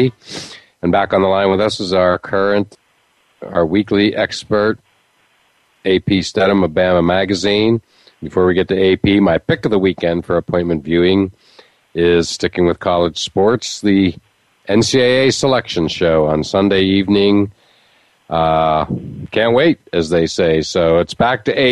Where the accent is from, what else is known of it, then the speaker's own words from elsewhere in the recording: Western Pennsylvania, United States; growing up in Western Pennsylvania